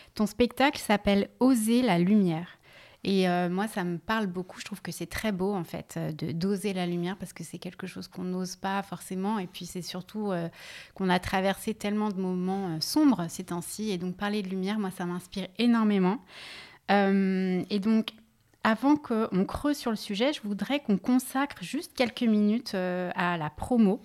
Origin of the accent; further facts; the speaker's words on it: Lyon, Auvergne-Rhône-Alpes, France; now in Paris, France; je suis née à Lyon